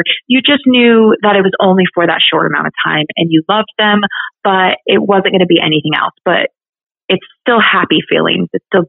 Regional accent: Colorado, United States; I was very fortunate to have grown up in Colorado.

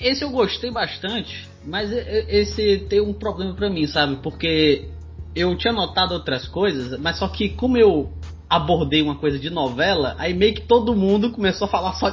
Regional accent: Ceará, Brazil; eu sou cearense

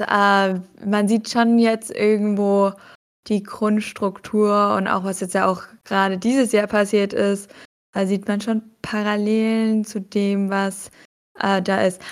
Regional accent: Germany; wir als Deutsche

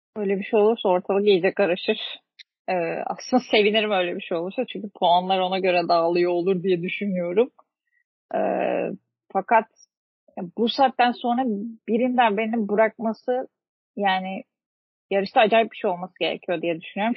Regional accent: Turkey

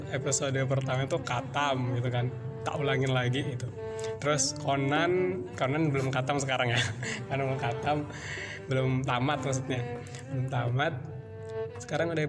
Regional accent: Pringsewu, Lampung, Indonesia; also born or lived in Ambarawa; Pringsewu masih di Pringsewu di tepatnya di desa Sukoharjo satu gitu tapi lahirnya nggak di situ sih gitu. lahirnya di Ambarawa gitu di Ambarawa sampai umur 3 tahun gitu. terus pindah ke Sukoharjo satu

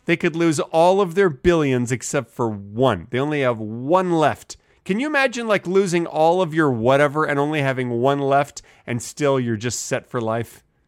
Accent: United States; As an American

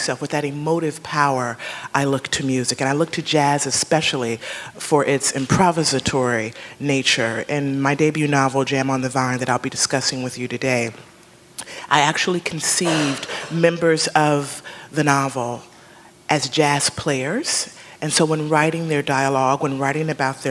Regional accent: Chicago, Illinois, United States; also born or lived in Kansas City, Missouri; now in New York, United States; I'm a Midwesterner by roots. I was born in Kansas City, Missouri, and grew up in the suburbs of Chicago

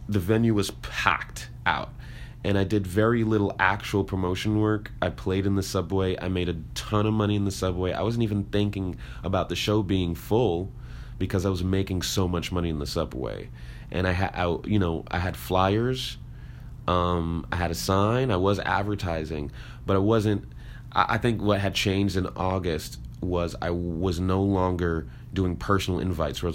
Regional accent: New York City, New York, United States; I'm black and I'm from Brooklyn

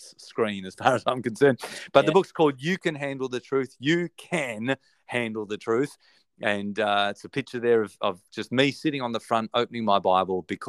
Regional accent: Australia; accent: Australian; my Australian accent

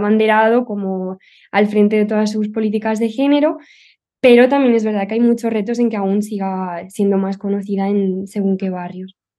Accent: Barcelona, Catalonia, Spain; soy de Barcelona

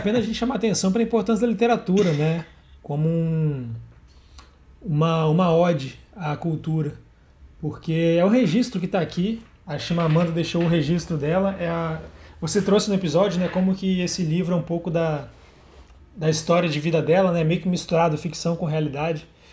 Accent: Brazil; also born or lived in Hawaii; a gente, como brasileiro

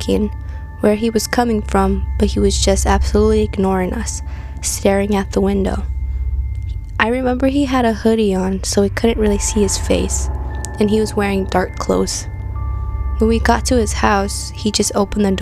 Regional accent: Santa Fe, New Mexico, United States; born and raised in Santa Fe, New Mexico.

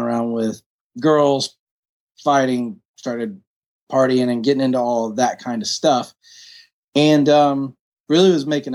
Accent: Woodstock, Georgia, United States; also born or lived in Newnan, Georgia / London; I grew up in Woodstock, Georgia, where I make my home right now

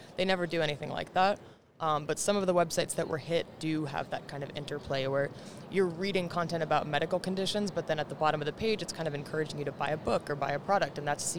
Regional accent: Marin, Bay Area, California, United States; now in New York City, United States; So I didn't grow up in New York City. My parents did. My parents are both from New York City. They raised me in the Bay Area. So I'm a Bay Area kid, Silicon Valley. Awesome. But I grew up in Marin, which is just north of San Francisco.

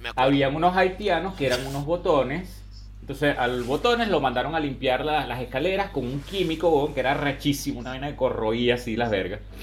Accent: Venezuela; now in Chile; cuando éramos niños en Venezuela, que evidentemente todos crecimos allá

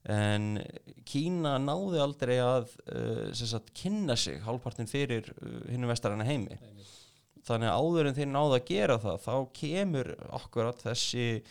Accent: Iceland; ég er frá Íslandi

